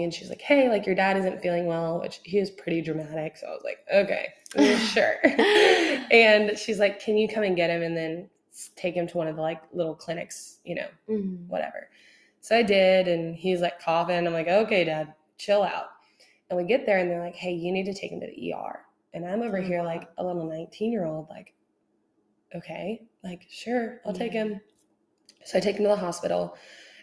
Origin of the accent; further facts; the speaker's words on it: Houston, Texas, United States; I grew up in Houston